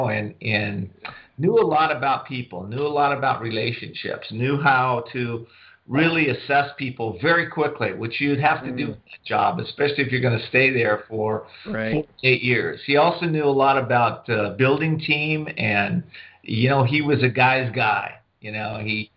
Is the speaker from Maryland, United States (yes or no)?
no; Whittier, California, United States; also born or lived in San Diego, California; I grew up in Southern California. I'm one of the few Southern California natives left